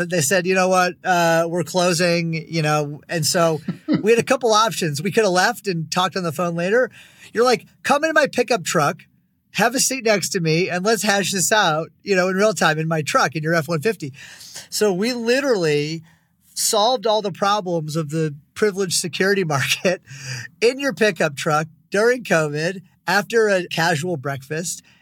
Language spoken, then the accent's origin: English; Detroit, Michigan, United States; I'm from Detroit